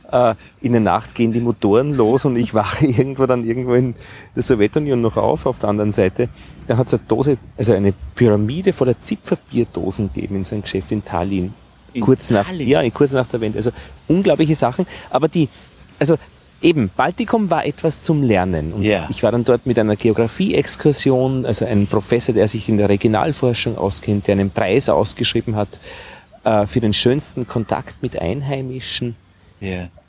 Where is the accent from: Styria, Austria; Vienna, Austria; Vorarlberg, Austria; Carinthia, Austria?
Vienna, Austria; vielleicht war ich einfach nicht die Zielgruppe als Wiener.